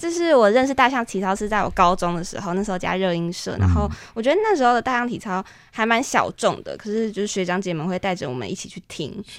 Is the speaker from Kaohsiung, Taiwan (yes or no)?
yes; Kaohsiung, Taiwan; 跟我一样是高雄人